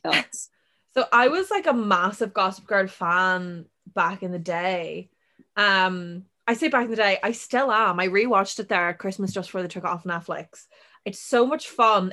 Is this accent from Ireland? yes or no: yes; Ireland; we're Irish